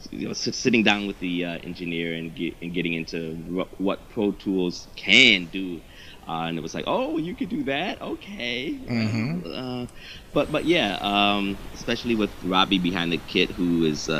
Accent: Toledo, Ohio, United States; I was in Toledo.

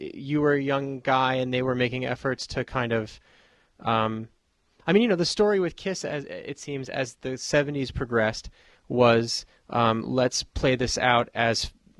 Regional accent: New York City, New York, United States; Yeah, I'm actually from the Bronx

